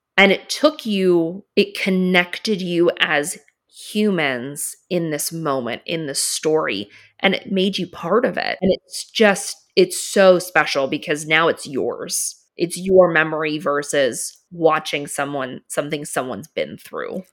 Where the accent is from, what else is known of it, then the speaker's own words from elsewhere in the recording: Philadelphia, Pennsylvania, United States; I grew up in Philly, so a little farther from New York